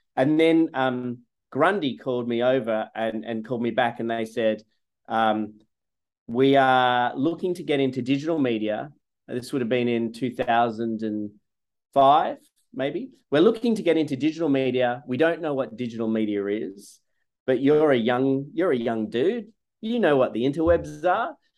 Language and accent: English; Sydney, New South Wales, Australia; moved away as an adult; also born or lived in Gainesville, Florida; now in United States; I grew up in Sydney, Australia, in the suburbs